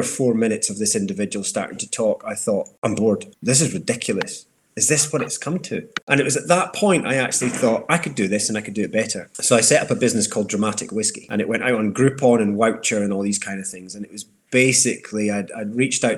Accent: Dundee, Scotland, United Kingdom; also born or lived in Glasgow / London; I grew up in Dundee, so I had a lot of catching up to do with my school pals.

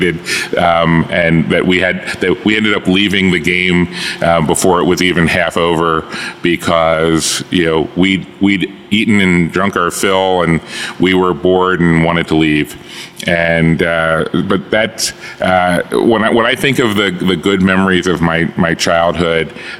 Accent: Baltimore, Maryland, United States; Born here, raised here, went to school here.

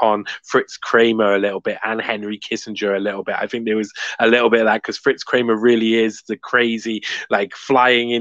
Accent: Cardiff, Wales, United Kingdom

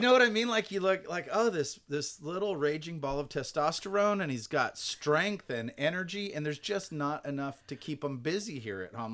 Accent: Garden Grove, California, United States; moved away; I am proud to be from Garden Grove.

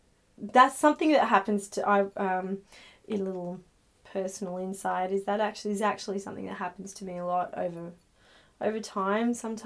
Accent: Northern Beaches, New South Wales, Australia; So I guess, you know, I grew up in the Northern Beaches and it just, I don't know, there were a lot of artistic people

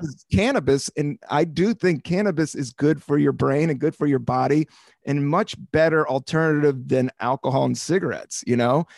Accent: Washington, District of Columbia, United States; born or raised there; now in New York, United States

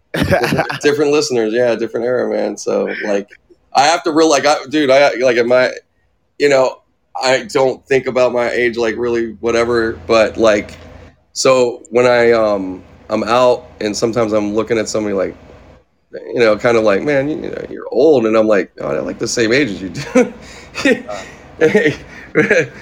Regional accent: Pittsburgh, Pennsylvania, United States; also born or lived in California; I was actually born here, but then we I grew up back in Pittsburgh. Like we left like when I was ten

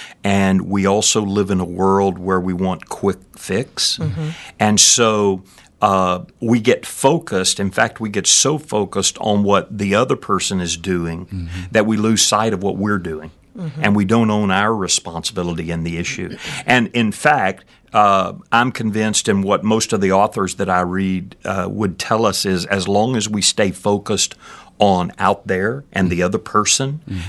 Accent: Danbury, Texas, United States; I am from this part of the world. I grew up in Brazoria County, actually, down a little place called Danbury, which is in between Angleton and Alvin, out in the middle of a rice field.

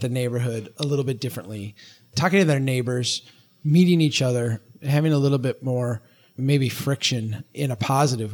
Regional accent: Brainerd, Minnesota, United States; here in my hometown of Brainerd

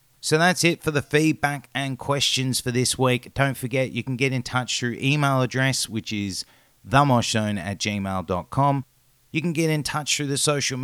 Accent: Australia

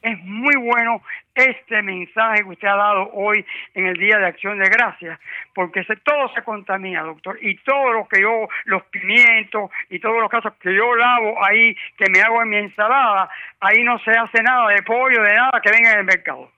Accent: Cuba; moved away; yo viví en Cuba, yo nací en Cuba.

